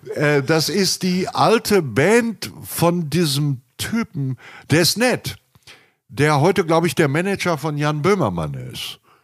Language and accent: German; Hamm, North Rhine-Westphalia, Germany; also born or lived in Münster; Ich bin innerhalb von Hamm sehr viel umgezogen